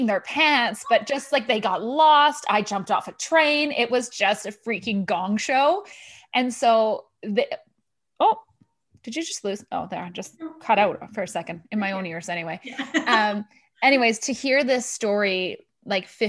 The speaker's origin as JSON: {"language": "English", "town": "Thunder Bay", "region": "Ontario", "country": "Canada", "moved": "yes", "said": "I'm from Thunder Bay"}